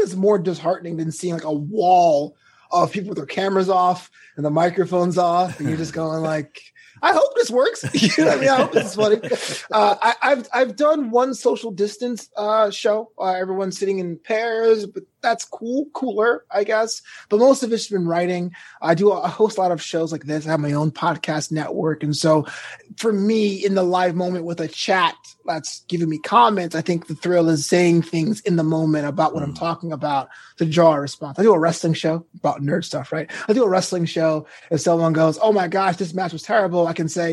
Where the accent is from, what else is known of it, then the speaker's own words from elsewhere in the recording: New York, United States; moved away as an adult; now in Los Angeles, United States; I'm from New York too